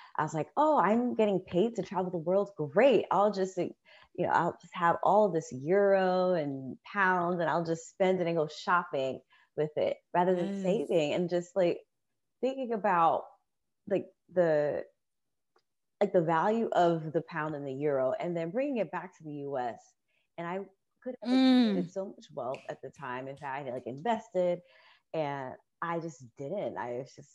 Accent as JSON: {"language": "English", "town": "New York City", "region": "New York", "country": "United States", "tie": "born or raised there", "also_born_or_lived": "Florida", "said": "I was born and raised in the Bronx"}